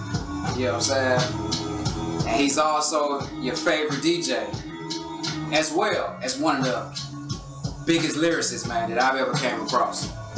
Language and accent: English; Atlanta, Georgia, United States; So we grew up on MLK right off of Pay Road.